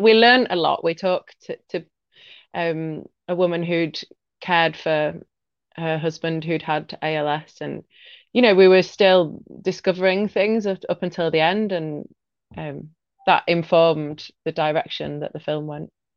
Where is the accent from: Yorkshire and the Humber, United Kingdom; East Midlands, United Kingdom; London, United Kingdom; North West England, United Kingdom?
Yorkshire and the Humber, United Kingdom; Leeds; I'm from Leeds in the north of England